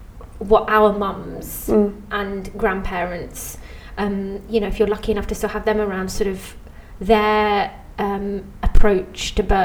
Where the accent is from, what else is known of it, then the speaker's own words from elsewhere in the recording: England, United Kingdom; Now, being English